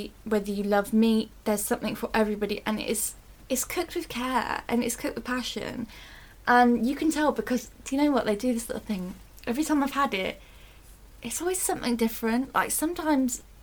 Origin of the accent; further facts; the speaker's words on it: Northampton, East Midlands, United Kingdom; we're from Northampton